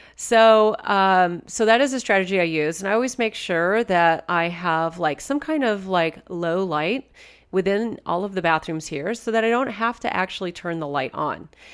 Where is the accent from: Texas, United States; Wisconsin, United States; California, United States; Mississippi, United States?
California, United States; Southern; also born or lived in Toronto area, Canada; now in Toronto, Canada; I'm a born and raised from California. And so growing up in Southern California, we didn't have cottages